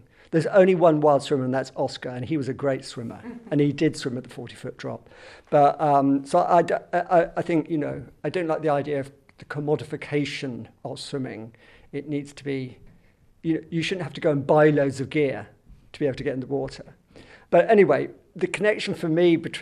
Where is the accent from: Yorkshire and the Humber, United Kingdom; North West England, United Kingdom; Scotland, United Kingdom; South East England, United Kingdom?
South East England, United Kingdom; Southampton; moved away; also born or lived in London; I was born and brought up in Southampton, right by the sea